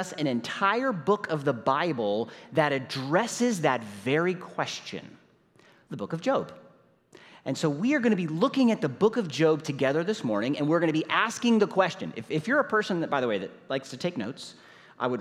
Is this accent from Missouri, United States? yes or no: yes; St. Louis, Missouri, United States; My wife Nicole is here with me, and we're from St. Louis, Missouri